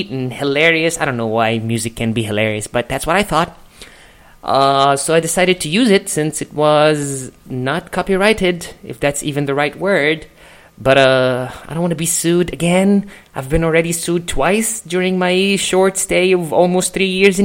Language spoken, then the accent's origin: English; Egypt; moved away as an adult; now in Los Angeles, United States; I'm a comedian, I'm from Egypt, which kind of explains the accent